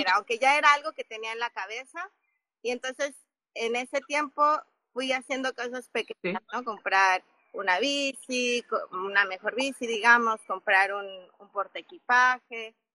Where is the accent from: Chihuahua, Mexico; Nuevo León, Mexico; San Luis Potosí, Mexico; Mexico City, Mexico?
Mexico City, Mexico; moved away as an adult; also born or lived in Africa / Oaxaca; yo soy de la Ciudad de México eh, y viví muchos años en África, viví 13 años en, en África, cuando yo tenía 21 años me fui